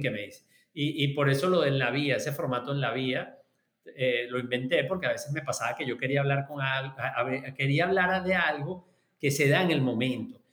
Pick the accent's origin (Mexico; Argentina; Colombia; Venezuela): Venezuela; yo soy venezolano